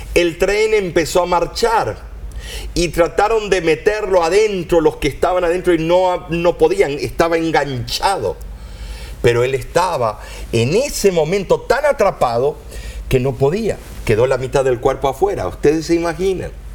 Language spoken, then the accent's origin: Spanish; Argentina; nací en Argentina